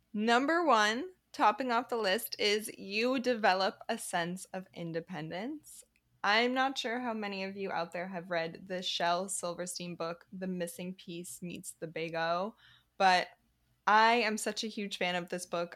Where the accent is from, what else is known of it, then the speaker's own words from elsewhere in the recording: a suburb south of Boston, Massachusetts, United States; moved away as an adult; also born or lived in Chicago; now in Paris, France; I grew up in a suburb south of Boston